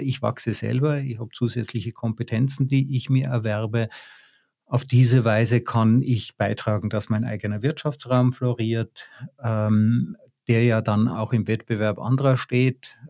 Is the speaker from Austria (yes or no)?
yes; Tyrol, Austria; ich bin in Tirol aufgewachsen